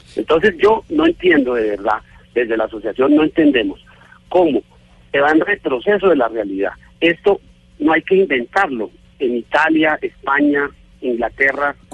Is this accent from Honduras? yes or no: no; Colombia; Yo como, colombiano